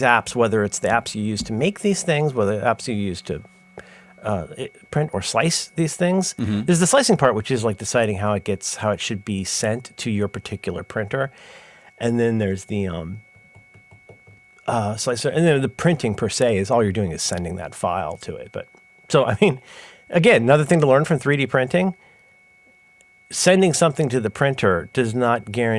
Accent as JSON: {"language": "English", "region": "Ohio", "country": "United States", "tie": "born or raised there", "said": "That's why I sound like that."}